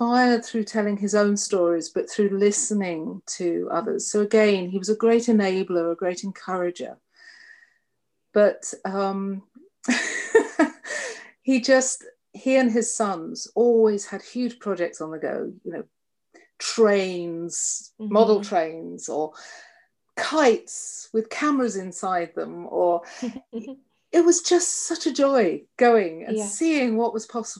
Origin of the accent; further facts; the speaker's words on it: London, United Kingdom; moved away as an adult; also born or lived in Colchester, Essex; now in United States; So I was born in North London, and I was 13 when we moved to Colchester.